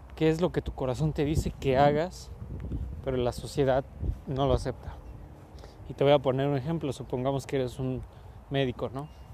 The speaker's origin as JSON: {"language": "Spanish", "country": "Mexico", "said": "yo soy mexicano"}